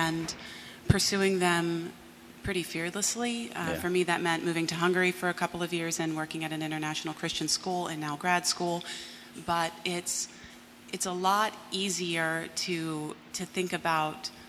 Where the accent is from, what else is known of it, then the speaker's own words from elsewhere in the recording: Pennsylvania, United States; moved away as an adult; now in Chicago, United States; I grew up in Pennsylvania